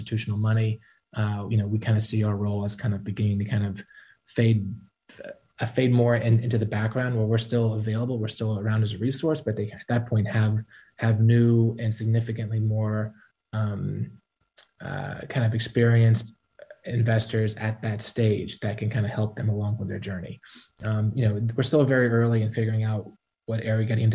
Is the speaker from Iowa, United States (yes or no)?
no; Atlanta, Georgia, United States; We're both from Atlanta. We plan to be here the rest of our life